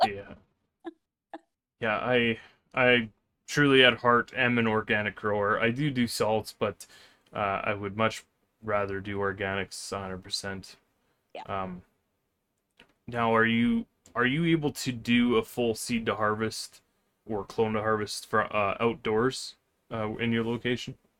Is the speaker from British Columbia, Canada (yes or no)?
yes; Vancouver, British Columbia, Canada; moved away; I grew up in Vancouver